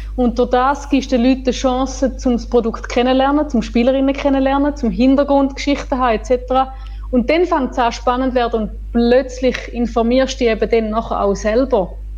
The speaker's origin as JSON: {"language": "German", "country": "Switzerland", "said": "bei uns in der Schweiz"}